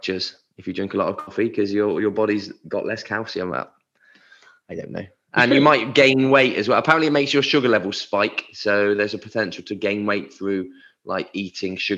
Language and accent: English; England, United Kingdom; now we're English, right? We're in the UK